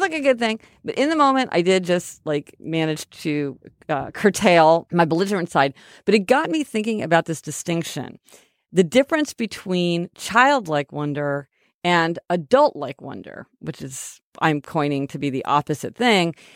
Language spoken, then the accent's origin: English; Kansas City, Missouri, United States; We're from Kansas City, Missouri